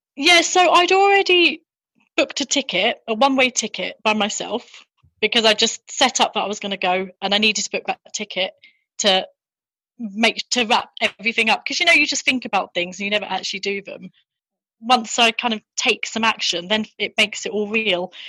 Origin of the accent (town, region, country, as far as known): London, United Kingdom; born or raised there; moved away as an adult; also born or lived in Japan; now in England